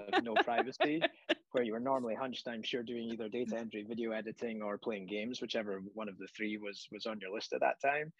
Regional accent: Scotland, United Kingdom; moved away; when I was young and I grew up in Scotland, we lived in a cobbled street.

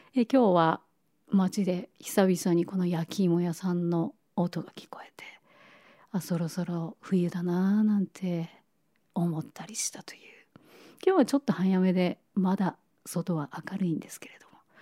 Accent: Niigata, Japan; moved away; 雪深い新潟で育った

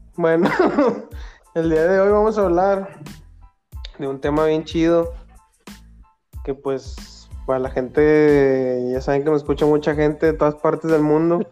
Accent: Mexico; somos de México y aquí en México

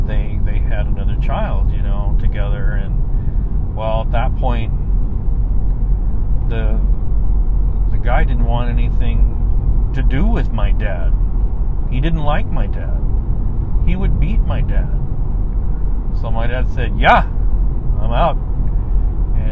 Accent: San Antonio, Texas, United States; now in Spokane, United States; I was born in San Antonio, Texas

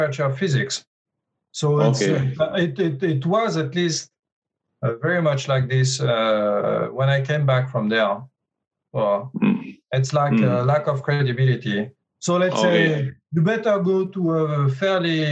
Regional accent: Paris, Île-de-France, France; moved away as an adult; also born or lived in Grenoble, France / Sydney, Australia; And I'm originally from Paris, so I studied in Paris.

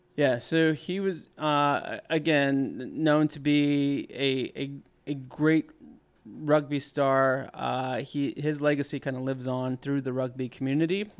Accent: College Station, Texas, United States; I was a boy in College Station, Texas

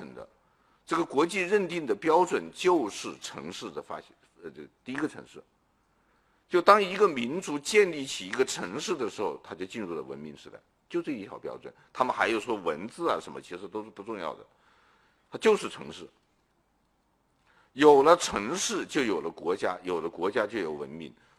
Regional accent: China; 这已经是很站在中国人立场上照顾中华民族，我们中国人民族情绪了。

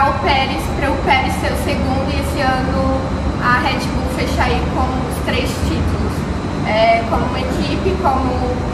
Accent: Brazil; como brasileiro

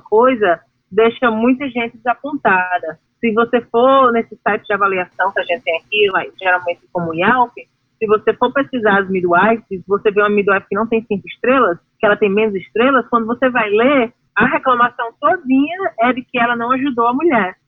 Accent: Brazil; moved away as an adult; quando eu saí do Brasil há 14 anos atrás

